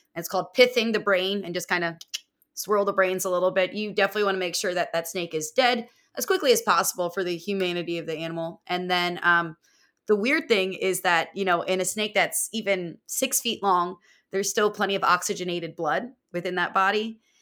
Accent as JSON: {"language": "English", "area": "outside of Philadelphia", "region": "Pennsylvania", "country": "United States", "tie": "born or raised there", "moved": "yes", "lives_now": "Florida, United States", "said": "I'm not from Florida originally. I'm from uh, Pennsylvania, outside of Philadelphia"}